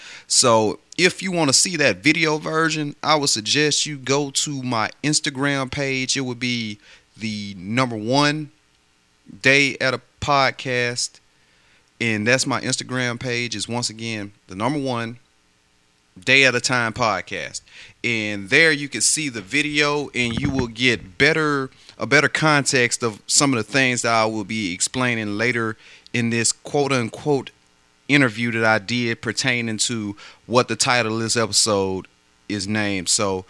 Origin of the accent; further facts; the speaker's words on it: Greensboro, Alabama, United States; also born or lived in Tuscaloosa; Born and raised in a very small town. Well, I was born in Tuscaloosa, and I was raised about 30 miles southwest of Tuscaloosa in Greensboro, Alabama, Hale County, West Alabama.